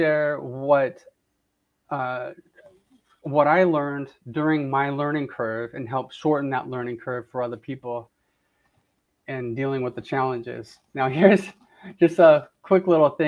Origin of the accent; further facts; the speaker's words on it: Southern California, United States; now in Florida, United States; I grew up in Southern California, and you know, I just loved gardening growing up there. And then when I moved to Florida